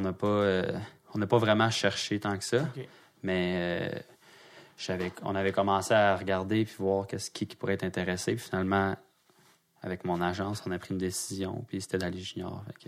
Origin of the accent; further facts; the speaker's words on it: Quebec, Canada; je suis québécois